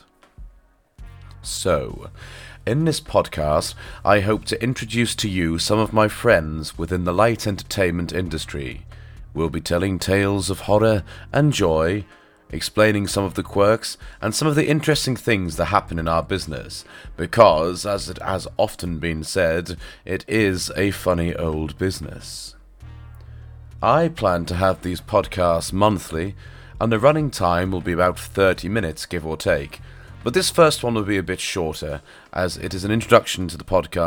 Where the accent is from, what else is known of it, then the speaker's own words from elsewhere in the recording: Norfolk, East of England, United Kingdom; accent: touch of farmer; This was back in Norfolk, by the way, hence the touch of farmer in my accent